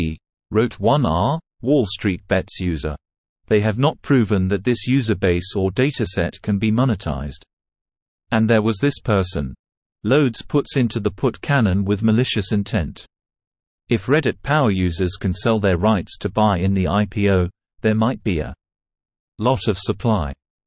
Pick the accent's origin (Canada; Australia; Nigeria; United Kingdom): Canada; Unfortunately, I am a Canadian and thus forbidden from participating.